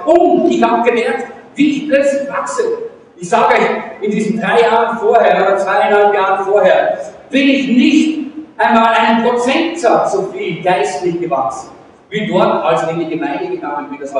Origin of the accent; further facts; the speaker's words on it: Salzburg, Austria; ich bin eigentlich ein Salzburger